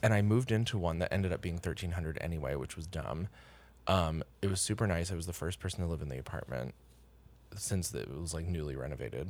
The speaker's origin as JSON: {"language": "English", "region": "Pennsylvania", "country": "United States", "moved": "as an adult", "lives_now": "New York City, United States", "said": "I am from Pennsylvania"}